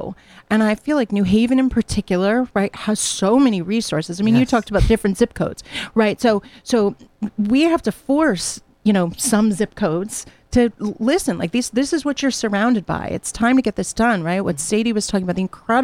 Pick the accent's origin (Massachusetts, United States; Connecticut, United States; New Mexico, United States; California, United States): Connecticut, United States; Hamden; moved away as an adult; also born or lived in New Jersey; I've been able to start again here at Southern in my hometown. You know, I grew up in Hamden